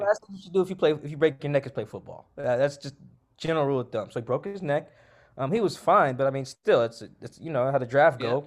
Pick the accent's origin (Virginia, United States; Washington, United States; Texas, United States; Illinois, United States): Washington, United States; Seattle; I'm from Seattle. Um, I grew up, like, South, South Seattle, real close to where the, the stadium's